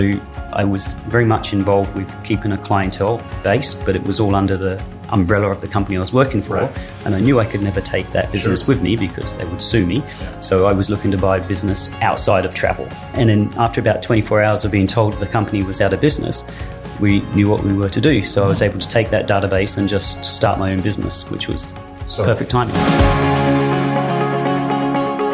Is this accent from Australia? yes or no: yes; Perth, Western Australia, Australia; moved away as an adult; now in Calgary, Canada; I grew up in Australia, in Western Australia, in Perth